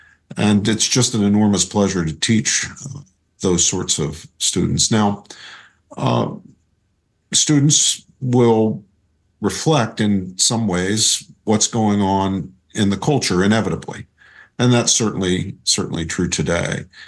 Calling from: Princeton, New Jersey, United States; I'm zooming in from my home in Princeton, New Jersey.

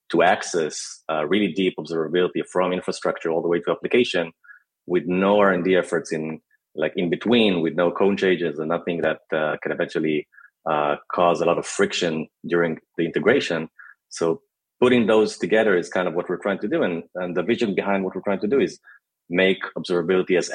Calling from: Tel Aviv, Tel Aviv District, Israel

